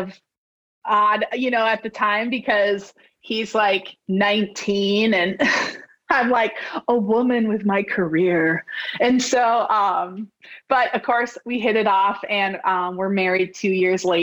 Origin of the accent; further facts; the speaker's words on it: Scotland, South Dakota, United States; also born or lived in Alaska; now in Sioux Falls, United States; We moved back to Scotland when I was two. And so I grew up in that small town, which is about 75 miles from where I live now.